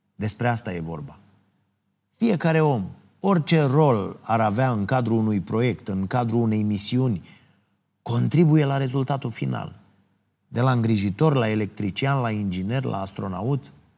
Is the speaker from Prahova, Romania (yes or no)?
yes; Ploiești, Prahova, Romania; orașul meu natal, în Ploiești.